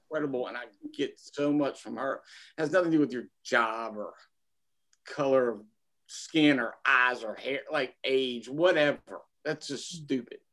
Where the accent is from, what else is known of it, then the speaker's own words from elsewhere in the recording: United States; I was born in America in in mm-hmm. twenty uh, in nineteen seventy six